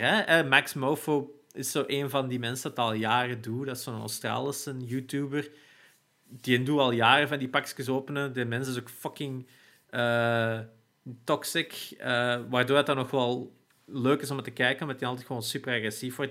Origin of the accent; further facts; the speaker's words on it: Turnhout, Flanders, Belgium; in Turnhout, waar ik geboren ben, en ook lang gewoond heb.